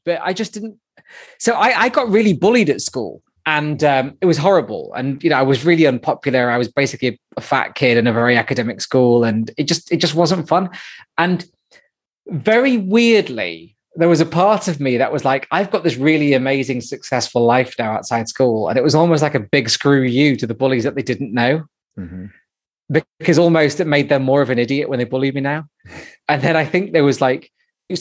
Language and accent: English; Manchester, North West England, United Kingdom; I grew up in Manchester, and I grew up initially in a place called Withenshaw in the south of Manchester